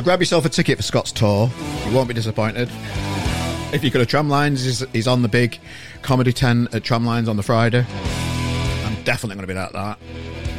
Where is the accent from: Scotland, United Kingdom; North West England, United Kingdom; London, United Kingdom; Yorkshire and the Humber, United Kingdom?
Yorkshire and the Humber, United Kingdom; As Yorkshireman